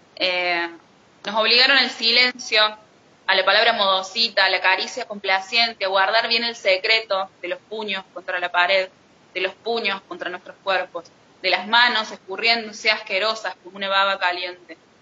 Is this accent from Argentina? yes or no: yes; Argentina; como argentinos